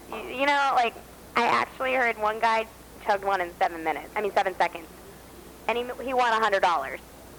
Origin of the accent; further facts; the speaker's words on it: Texas, United States; moved away; I grew up in Texas